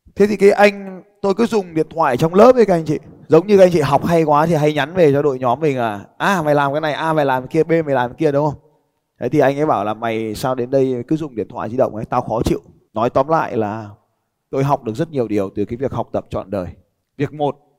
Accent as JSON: {"language": "Vietnamese", "country": "Vietnam", "said": "tôi bảo tao đến từ Việt Nam"}